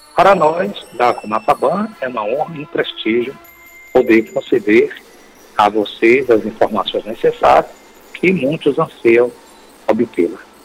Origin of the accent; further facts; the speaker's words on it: Salvador, Bahia, Brazil; eu nasci na cidade de Salvador, capital da Bahia, claro. Lá me criei até uns certos alguns anos